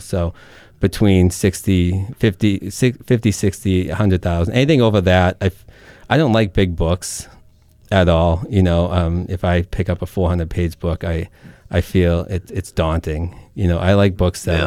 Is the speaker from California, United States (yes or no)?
no; Lowell, Massachusetts, United States; accent: Merrimack Valley; now in north of Boston, United States; I grew up right along the Merrimack off of the boulevard.